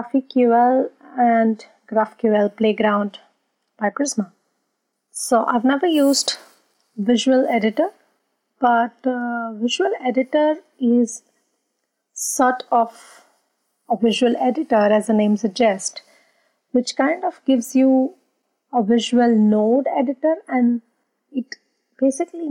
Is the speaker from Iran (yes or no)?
no; India; now in Berlin, Germany; I'm originally from India